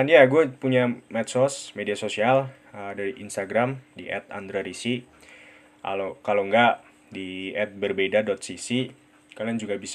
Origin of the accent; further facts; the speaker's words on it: Central Java, Indonesia; accent: medok; gue ya gini rada medok karena gue tinggal di Purwokerto. Purwokerto ada di Jawa, Jawanya Jawa Tengah.